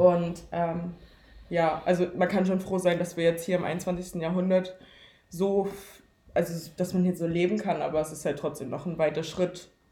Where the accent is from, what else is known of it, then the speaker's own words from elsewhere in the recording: Leipzig, Saxony, Germany; ich auch hier aufgewachsen bin